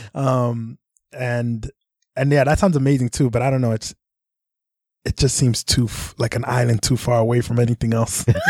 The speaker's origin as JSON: {"language": "English", "town": "New York City", "region": "New York", "country": "United States", "tie": "born or raised there", "said": "I was born in Brooklyn and yeah. then uh, spent a lot of time in the Bronx growing up"}